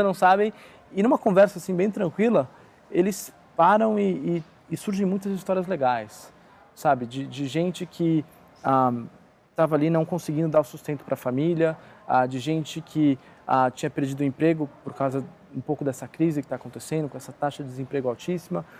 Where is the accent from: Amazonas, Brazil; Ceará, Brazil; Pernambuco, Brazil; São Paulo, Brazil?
São Paulo, Brazil; eu sou aqui de São Paulo